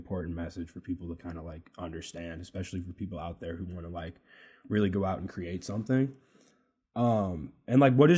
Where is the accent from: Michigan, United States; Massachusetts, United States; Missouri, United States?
Massachusetts, United States; now in Chicago, United States; I'm not from here. I'm from Massachusetts.